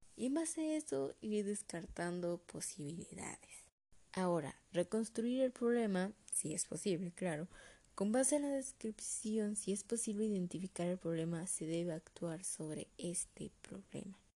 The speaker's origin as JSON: {"language": "Spanish", "country": "Mexico", "said": "como buen mexicano"}